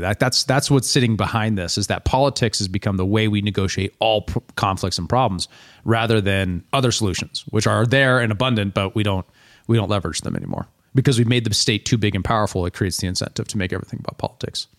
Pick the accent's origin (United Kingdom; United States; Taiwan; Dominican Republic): United States; one of the things about being an American is that we are involved in all of it